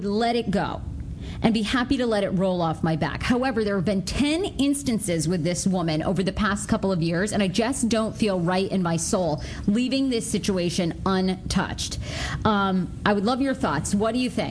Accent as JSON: {"language": "English", "town": "Rangeley", "region": "Maine", "country": "United States", "tie": "born or raised there", "moved": "yes", "said": "I grew up in Maine, in rural Maine. Born in this little town, Rangeley."}